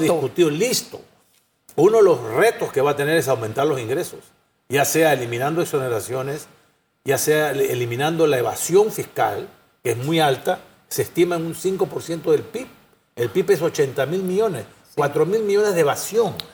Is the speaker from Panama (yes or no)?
yes; Panama